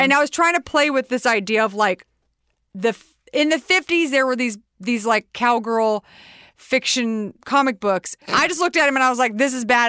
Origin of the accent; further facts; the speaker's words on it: Texas, United States; We're both from Texas.